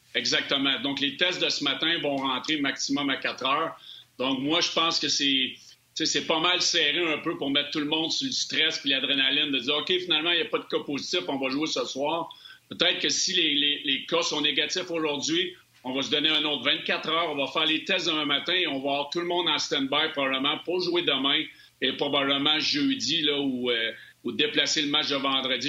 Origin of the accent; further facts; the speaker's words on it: Sherbrooke, Quebec, Canada; je viens de Sherbrooke